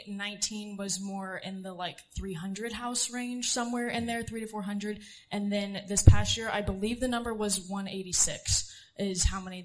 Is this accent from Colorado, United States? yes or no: no; Centralia, Missouri, United States; I grew up in Centralia, Missouri, not Kansas.